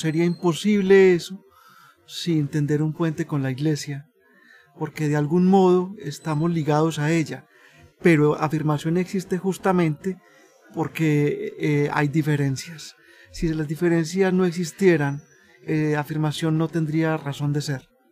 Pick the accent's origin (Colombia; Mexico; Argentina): Colombia; soy de Colombia